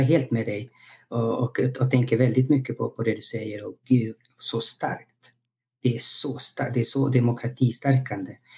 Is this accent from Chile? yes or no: yes; Chile; now in Sweden; jag är född i Chile och så jag levde och växte upp i en demokrati